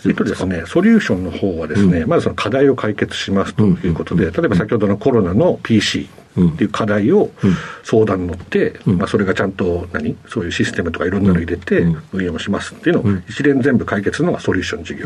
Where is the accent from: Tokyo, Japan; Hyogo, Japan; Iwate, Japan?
Iwate, Japan; Iwaizumi; moved away as an adult; also born or lived in Okinawa / United States; 岩手県のですね、あの岩泉町という、はい、あの、すごい田舎でございます